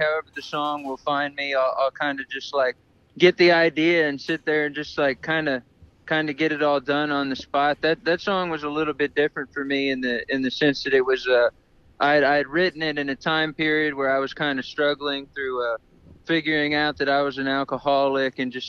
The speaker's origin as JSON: {"language": "English", "town": "San Antonio", "region": "Texas", "country": "United States", "said": "I'm from San Antonio, Texas, or northern Mexico, however you want to look at it."}